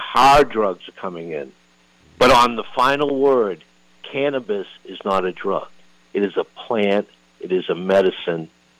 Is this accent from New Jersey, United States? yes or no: no; Manchester, New Hampshire, United States; I'm from Manchester, New Hampshire